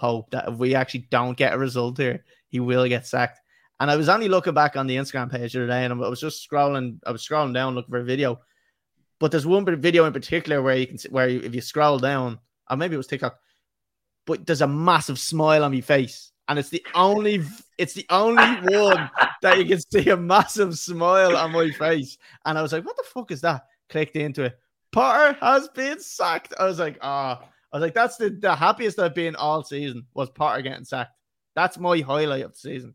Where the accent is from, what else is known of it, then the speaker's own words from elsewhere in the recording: Ireland; as Irish men